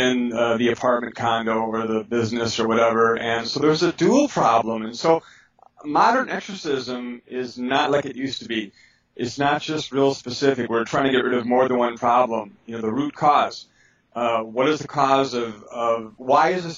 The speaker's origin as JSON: {"language": "English", "town": "Milwaukee", "region": "Wisconsin", "country": "United States", "tie": "born or raised there", "said": "I grew up in Milwaukee, Wisconsin"}